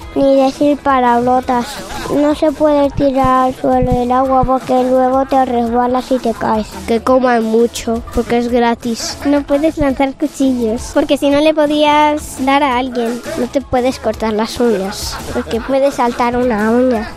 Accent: Spain; los españoles

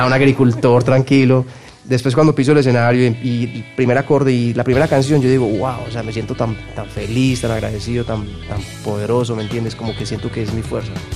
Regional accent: Medellín, Antioquia, Colombia; yo soy de Medellín

